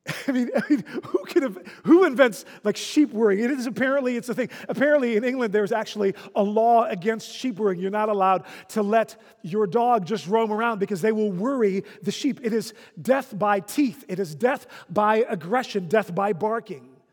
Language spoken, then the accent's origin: English; Netherlands; moved away; When I was a child growing up in the Netherlands